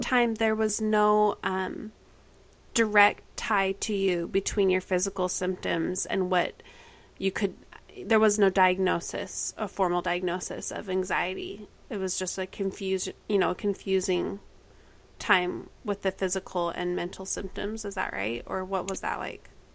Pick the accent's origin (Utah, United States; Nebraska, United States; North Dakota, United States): Utah, United States; Kaysville; we all graduated from the same high school, which is a big honor if you know Davis High in Kaysville, Utah.